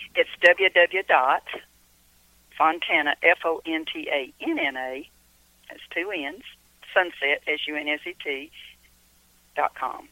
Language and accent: English; Cumming, Georgia, United States; also born or lived in Kentucky; I was born and raised here in Cumming, Georgia